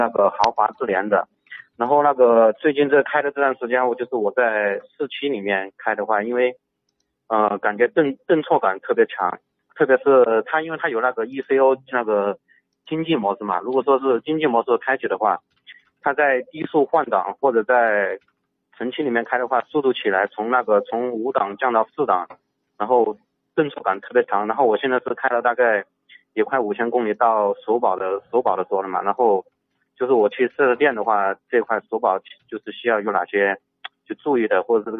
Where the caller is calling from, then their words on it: Jinan, Shandong, China; 哎，你好，那个我是来自山东济南这边听友那个会员二三三二五号报道。